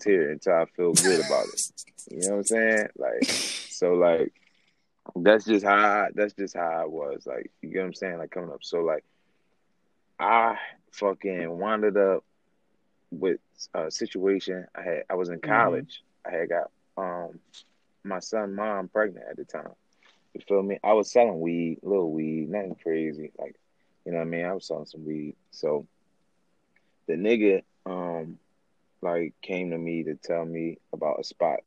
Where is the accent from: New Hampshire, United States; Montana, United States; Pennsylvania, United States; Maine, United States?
Pennsylvania, United States; Philadelphia; growing up in Pastoria Street.